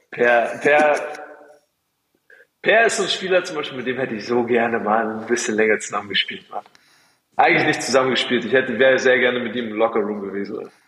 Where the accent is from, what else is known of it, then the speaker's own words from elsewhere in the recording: Berlin, Germany; muss man auch als Berliner anerkennen, so, da muss man auch sagen, okay, okay, es lässt sich, lässt sich leben, ja?